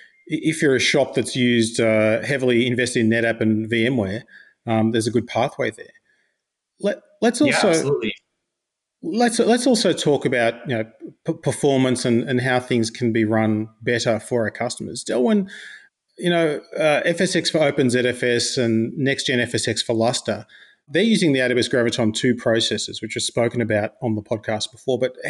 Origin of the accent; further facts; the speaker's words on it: Australia; I'm Australian